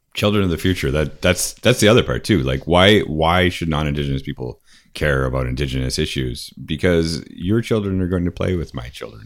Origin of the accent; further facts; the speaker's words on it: Buffalo, New York, United States; now in Niagara Falls, Canada; I was born in Buffalo and lived in Buffalo, and then I, I live in, in Niagara Falls now.